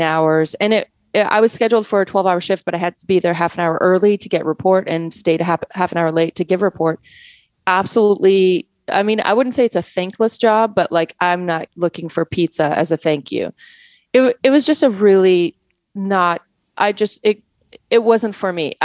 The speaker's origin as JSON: {"language": "English", "country": "Canada", "tie": "born or raised there", "also_born_or_lived": "Poland", "accent": "Canadian", "moved": "yes", "lives_now": "United States", "said": "I was raised in Canada"}